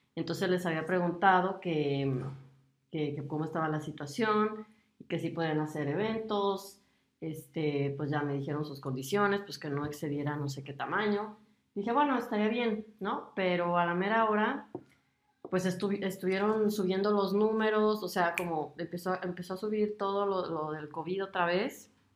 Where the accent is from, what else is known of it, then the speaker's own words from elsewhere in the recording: Mexico; moved away as an adult; now in Germany; soy mexicana